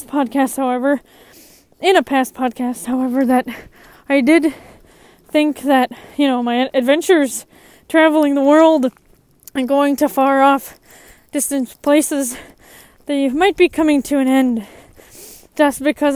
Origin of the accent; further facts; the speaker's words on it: United States; I grew up in the United States